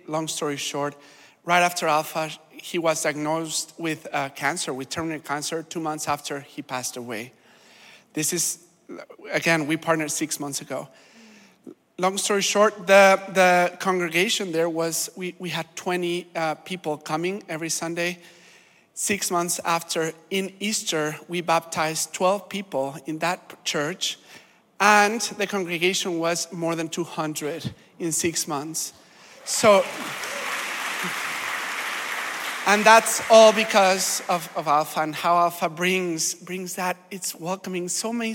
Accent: Mexico; moved away as an adult; now in Canada; I'm not from Canada, I'm Mexican

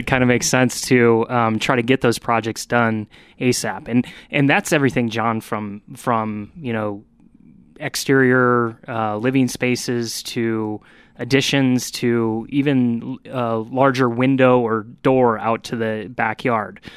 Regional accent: Midwest, United States; moved away; I come from the Midwest

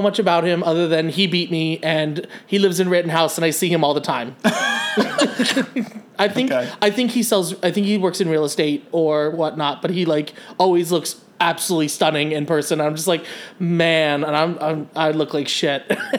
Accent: southern Rhode Island, United States; moved away as an adult; also born or lived in South Kingstown, Rhode Island; I born and raised in Rhode Island, southern Rhode Island, okay. Right on the beach. I went to high school in South Kingston, Rhode Island

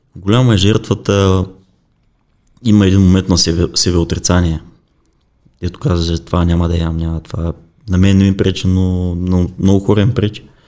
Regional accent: Bulgaria

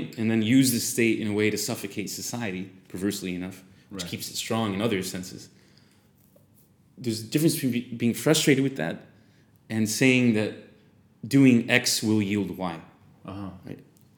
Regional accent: United States; I'm an American

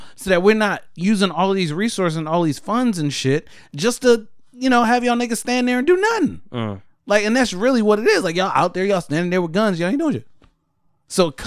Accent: Philadelphia, Pennsylvania, United States; I came from Philly

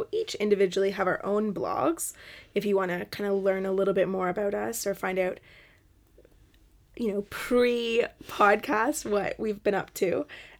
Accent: Canada; now in Scotland, United Kingdom; I'm from Canada.

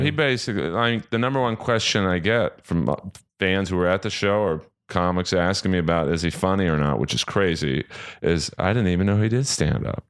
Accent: Los Angeles, California, United States; Born and raised in Bel Air, California

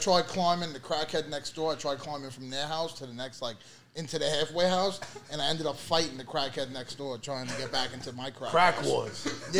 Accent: New York City, New York, United States; I was born in East New York. You know where I lived in East New York. I lived on Sutter and Hendrix.

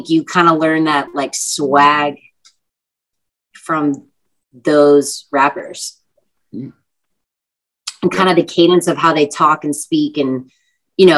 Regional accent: Texas, United States

